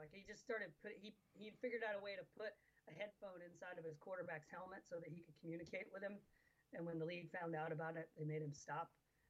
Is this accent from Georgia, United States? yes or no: yes; Atlanta, Georgia, United States; I grew up in Atlanta, we had the Atlanta Flames.